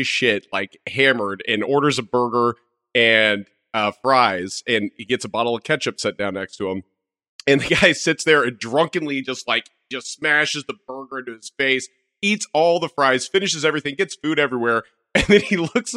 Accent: Midwest, United States; I'm from the Midwest

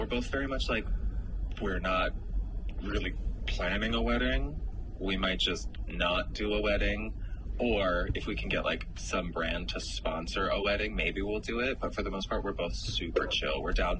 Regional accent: Massachusetts, United States; born there; also born or lived in Pennsylvania; I grew up all over the East Coast. We were super poor, my mom and I. So I was born in Massachusetts, and then I lived in like 10 different states growing up. But then I went to high school in Pennsylvania and college in Pittsburgh.

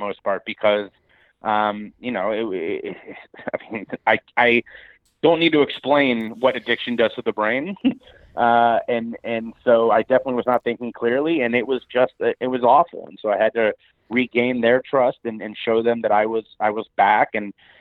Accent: Cincinnati, Ohio, United States; my hometown of Cincinnati, Ohio

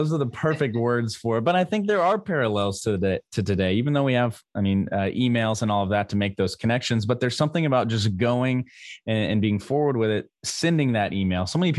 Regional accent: Missouri, United States; growing up in Missouri

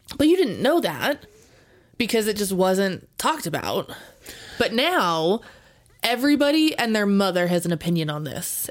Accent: Las Vegas, Nevada, United States; I grew up in Vegas

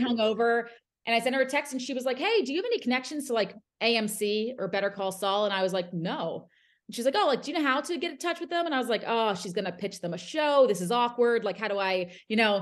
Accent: New Jersey, United States; moved away; I'm from South Jersey.

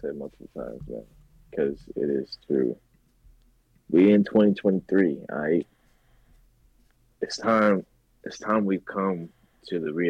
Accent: Los Angeles, California, United States; moved away; I come from California, which is a very, very big state. And I lived in Los Angeles, which is very diverse. So I come from a very big world. And now I live in a very small town.

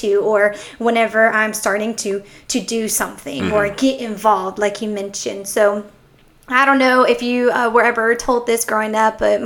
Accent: Texas, United States; I'm from Texas

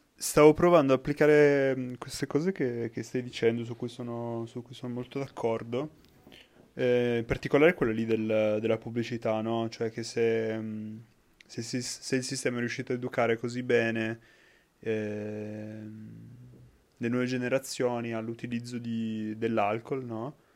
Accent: Piedmont, Italy; noi da piemontesi

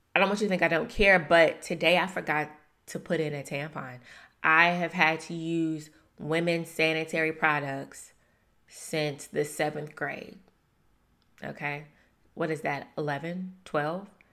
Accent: Shreveport, Louisiana, United States; moved away; my hometown, Shreveport, Louisiana

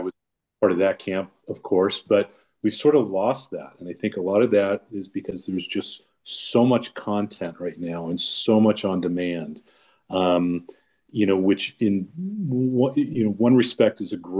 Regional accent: Long Beach, California, United States; also born or lived in Orange County, California; I'm born and raised in Southern California in the beautiful city of Long Beach.

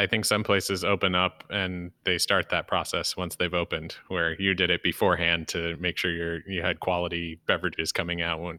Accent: East Syracuse, New York, United States; moved away; I grew up just outside in East Syracuse

